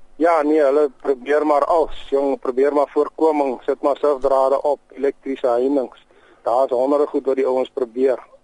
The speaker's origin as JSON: {"language": "Afrikaans", "town": "Aliwal North", "region": "Eastern Cape", "country": "South Africa", "tie": "born or raised there", "moved": "yes", "said": "Ja, ek het in Allewal Noord groot geword in die Oos-Kaap."}